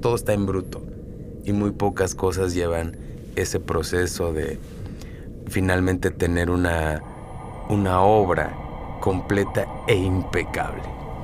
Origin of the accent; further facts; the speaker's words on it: Oaxaca, Mexico; como mexicano, como oaxaqueño